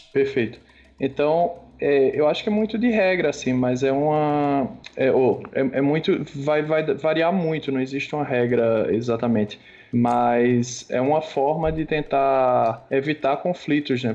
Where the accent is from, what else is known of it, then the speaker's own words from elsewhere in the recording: Pernambuco, Brazil; now in São Paulo, Brazil; Tô em São Paulo, apesar de ser pernambucano